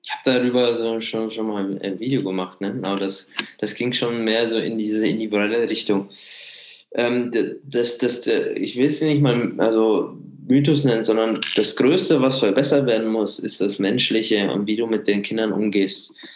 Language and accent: German; Munich, Bavaria, Germany; bin Münchner, ich unterstütze die Münchner Vereine